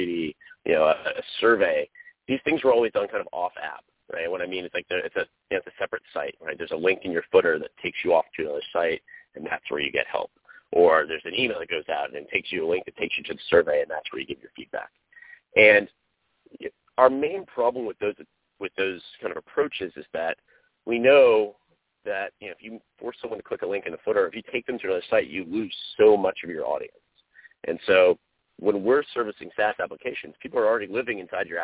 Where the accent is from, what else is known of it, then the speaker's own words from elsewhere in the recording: North Carolina, United States; moved away; I am from the East Coast, from North Carolina, which is actually where I'm talking to you from now, because it's the holidays.